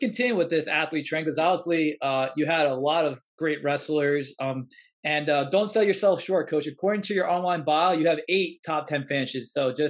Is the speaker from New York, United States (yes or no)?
yes; Long Island, New York, United States; me and my brother, we grew up on Long Island